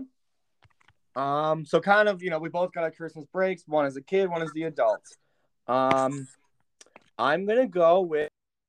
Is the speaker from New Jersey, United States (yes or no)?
no; Huntley, Illinois, United States; we're from Huntley.